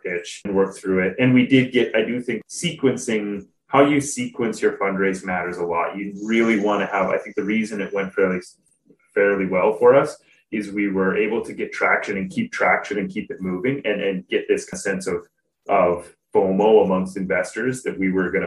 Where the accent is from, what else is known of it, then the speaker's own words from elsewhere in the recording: Canada; moved away as an adult; also born or lived in Switzerland; I grew up in Canada, Canadian